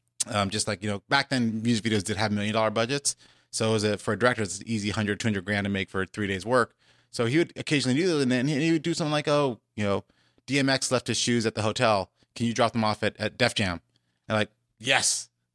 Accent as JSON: {"language": "English", "town": "Los Angeles", "region": "California", "country": "United States", "tie": "born or raised there", "said": "I grew up on the West Coast. I've been in LA pretty much my entire life, although my family's from the East Coast. Went to UCLA, went locally to high school here at Hawthorne, just in the shadow of the airport."}